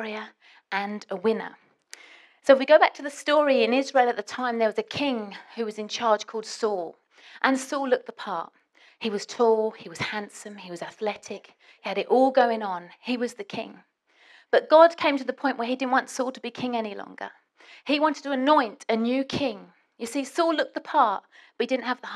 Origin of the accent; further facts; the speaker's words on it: England, United Kingdom; I'm British